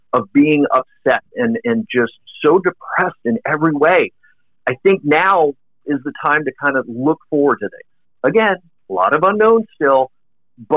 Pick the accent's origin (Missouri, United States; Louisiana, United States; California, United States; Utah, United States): California, United States; South Bay, Southern; I grew up out in Southern California in the South Bay.